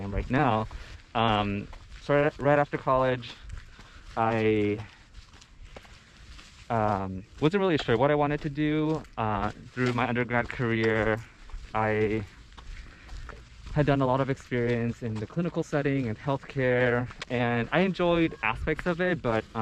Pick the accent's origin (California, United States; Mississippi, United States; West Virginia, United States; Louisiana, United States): California, United States; Santa Cruz; growing up in Santa Cruz